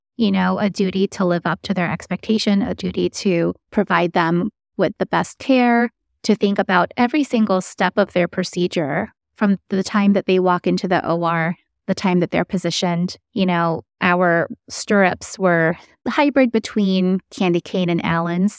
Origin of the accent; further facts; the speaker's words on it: Philippines; now in United States; I'm originally from the Philippines, but I did my formal training here in the States